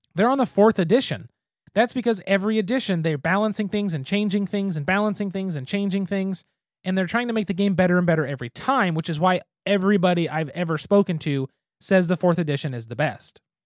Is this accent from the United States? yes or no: yes; Geary, Oklahoma, United States; I'm from Geary, Oklahoma.